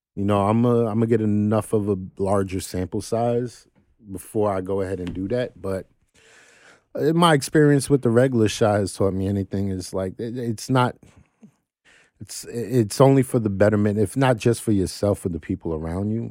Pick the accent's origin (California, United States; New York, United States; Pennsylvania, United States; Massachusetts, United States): New York, United States; New York City; I'm some cat from Crook Avenue in Brooklyn